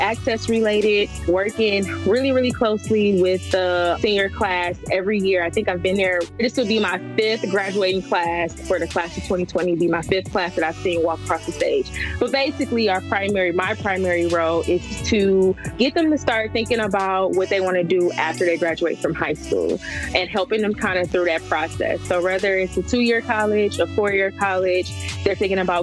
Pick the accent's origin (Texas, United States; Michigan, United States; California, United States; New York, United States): Michigan, United States; Detroit; born and raised in Detroit